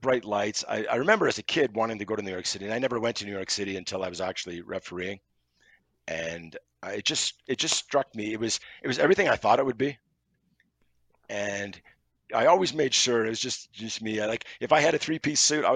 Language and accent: English; Montreal, Quebec, Canada; I grew up in Montreal, going to the Montreal Forum